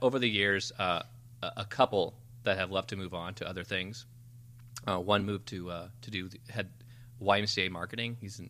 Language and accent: English; Highland, Illinois, United States; my hometown of Highland.